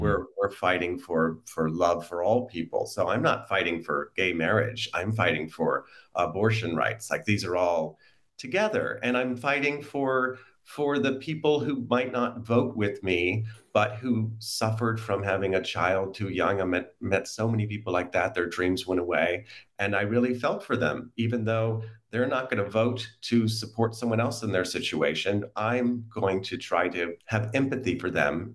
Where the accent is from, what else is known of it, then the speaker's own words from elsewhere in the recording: United States; I'm an American